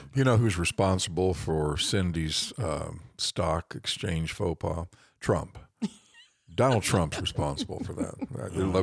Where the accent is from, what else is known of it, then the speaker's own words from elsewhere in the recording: West Des Moines, Iowa, United States; how far back I go in West Des Moines growing up in Valley Junction